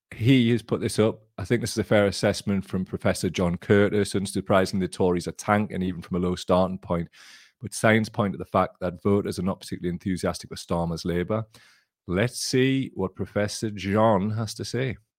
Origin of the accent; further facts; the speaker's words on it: Blaydon constituency, North East England, United Kingdom; I grew up in the Bladen constituency